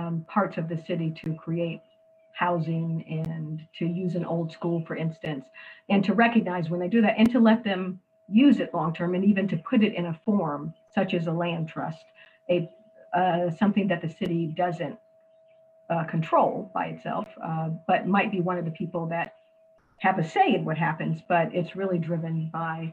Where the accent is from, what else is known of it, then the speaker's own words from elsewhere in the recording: United States; also born or lived in Detroit, Michigan, United States / Miami, Florida, United States; growing up in Detroit and Miami in the poorest parts of those communities